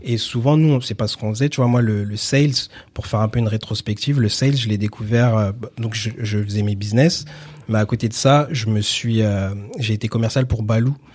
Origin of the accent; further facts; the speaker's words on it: Villiers-le-Bel, Île-de-France, France; also born or lived in Sarcelles / Garges-lès-Gonesse / Saint-Denis; j'ai grandi à Villiers-le-Bel